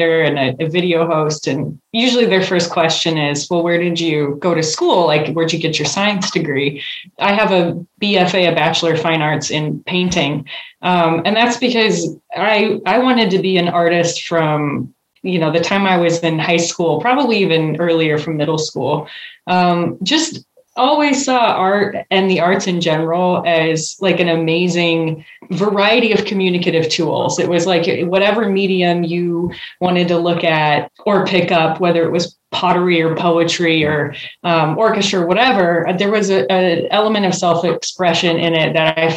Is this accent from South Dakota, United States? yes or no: yes; Rapid City, South Dakota, United States; moved away as an adult; also born or lived in Missoula, Montana; now in Chicago, United States; I'm from South Dakota. And when I tell people that, you know, living now in Illinois and in Chicago, people are like, oh, that's interesting. but growing up, it was just where I was from.